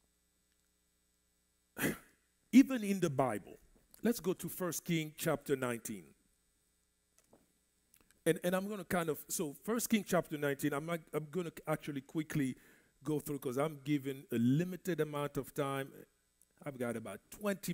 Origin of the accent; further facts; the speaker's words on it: DR Congo; first language French; English is a second language; moved away; I grew up in the Congo, Central Africa